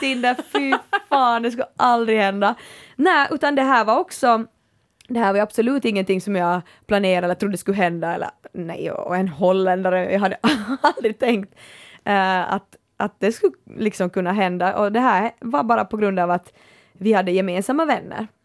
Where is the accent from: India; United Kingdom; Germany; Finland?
Finland; Kaskö and Närpes, Ostrobothnia; moved away; jag har haft sådär vet du kaskö i ryggen och, och närpes